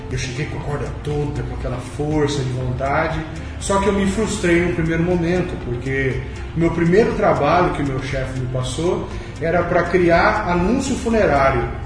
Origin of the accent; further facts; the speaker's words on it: Bauru, São Paulo, Brazil; meu primeiro trabalho foi num jornal na cidade da minha cidade, Bauru, São Paulo, onde eu nasci.